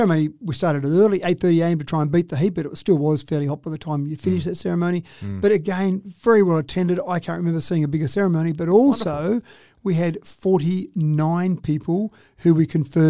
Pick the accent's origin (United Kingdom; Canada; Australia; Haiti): Australia; As an Aussie